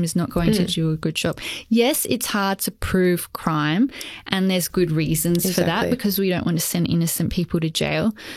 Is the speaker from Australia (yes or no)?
yes; Adelaide, South Australia, Australia; where I grew up in Adelaide